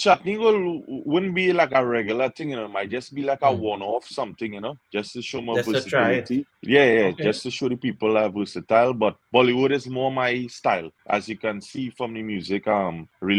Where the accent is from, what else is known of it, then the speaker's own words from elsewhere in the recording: Trinidad & Tobago; moved away as an adult; now in New York, United States; I was born and raised in Trinidad, Rambut Village in Laramie.